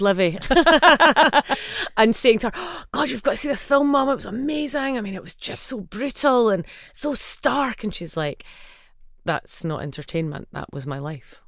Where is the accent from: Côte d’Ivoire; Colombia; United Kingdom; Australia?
United Kingdom; Livingston, Scotland; I grew up in Livingston and my family are largely from that area.